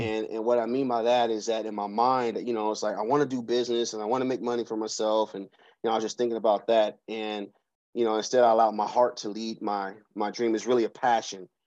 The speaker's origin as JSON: {"language": "English", "town": "Seattle", "region": "Washington", "country": "United States", "tie": "born or raised there", "also_born_or_lived": "Georgia", "moved": "yes", "lives_now": "Atlanta, United States", "said": "I'm from Seattle, Washington. I grew up in the CD, uh, right off of Yesler Street"}